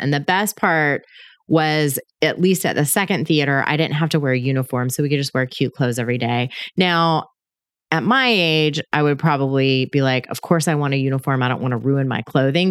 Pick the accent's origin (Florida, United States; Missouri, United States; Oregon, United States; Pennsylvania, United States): Florida, United States; Panama City; I was born in Panama City, Florida, which is on the Gulf Coast in the Northwest Panhandle area